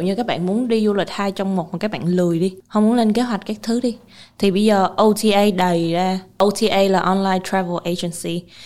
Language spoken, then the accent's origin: Vietnamese; Vietnam; mình là người Việt Nam